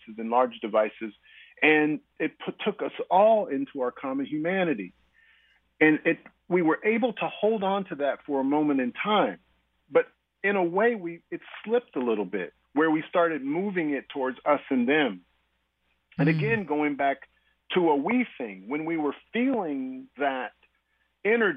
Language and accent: English; Topeka, Kansas, United States; now in Basel, Switzerland; my hometown in Topeka, Kansas